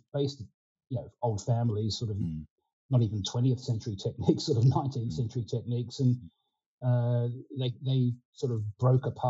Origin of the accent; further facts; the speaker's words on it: Adelaide, South Australia, Australia; first language Ukrainian; English is a second language; moved away as an adult; now in England, United Kingdom; I was a little Australian boy